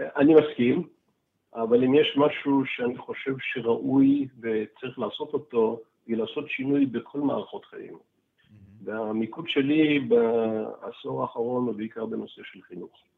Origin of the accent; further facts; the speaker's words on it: Israel; היינו בצבא, גדלנו פה, גדלנו בשכונות דומות